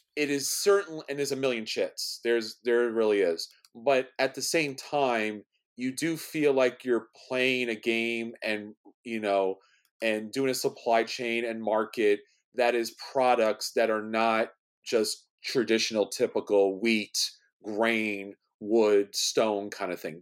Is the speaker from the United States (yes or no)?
yes; New York City, New York, United States; I'm from New York City.